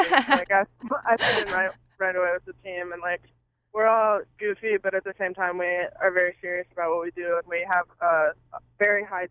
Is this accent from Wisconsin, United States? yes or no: no; Ohio, United States; moved away as an adult; I grew up in Ohio